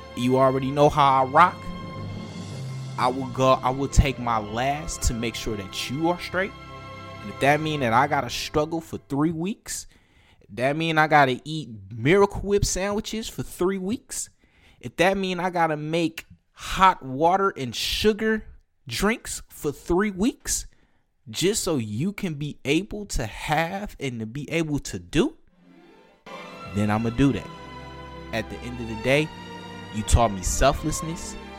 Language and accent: English; Detroit, Michigan, United States; I grew up in Detroit. I am a North Ender.